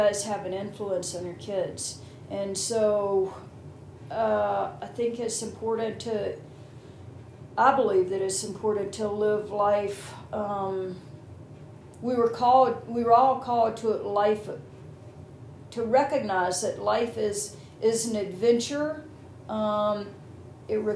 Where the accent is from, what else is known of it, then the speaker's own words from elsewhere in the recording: Southeast, United States; I'm from the Southeast. I think it's called the Bible Belt.